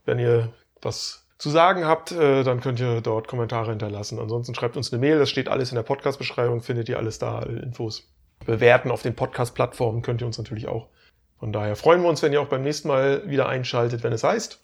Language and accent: German; Stralsund, Mecklenburg-Vorpommern, Germany; meiner Heimatstadt Streisand